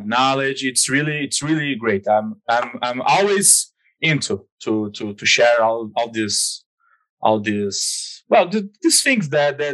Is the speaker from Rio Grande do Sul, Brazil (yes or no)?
yes; Porto Alegre, Rio Grande do Sul, Brazil; I'm from Brazil. I'm from Porto Alegre. It's in the south part of Brazil.